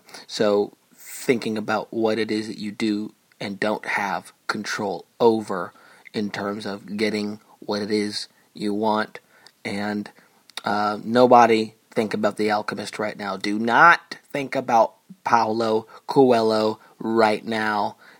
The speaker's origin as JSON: {"language": "English", "town": "Chelmsford", "region": "Massachusetts", "country": "United States", "accent": "Boston", "said": "from outside of Boston, a town called Chelmsford. I'll say it like that in my weird kind of Kennedy, my Kennedy accent."}